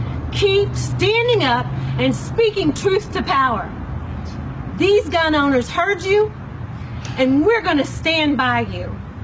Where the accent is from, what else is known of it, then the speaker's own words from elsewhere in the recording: United States; I grew up in Wise County, surrounded by guns.